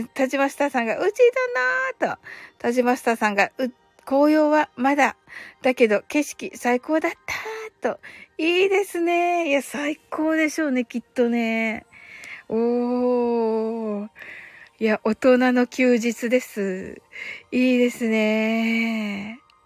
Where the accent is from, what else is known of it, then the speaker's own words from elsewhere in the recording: Kyushu, Japan; 私、九州人なんですけど